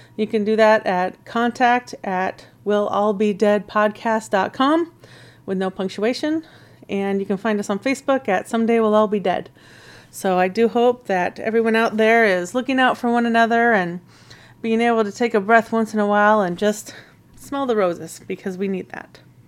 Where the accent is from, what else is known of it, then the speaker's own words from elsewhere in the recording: Snohomish County, Washington, United States; I grew up in Washington State in the Snohomish County area in a couple different places